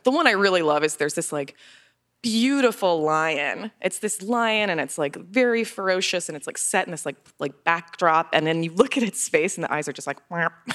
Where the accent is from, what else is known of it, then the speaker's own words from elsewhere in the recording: Florida, United States; I'm from Florida. I love Florida. I've lived there my whole life